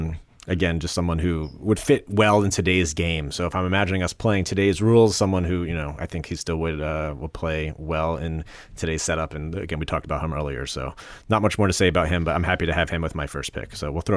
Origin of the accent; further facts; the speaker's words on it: New Jersey, United States; even though I was from New Jersey and had no connection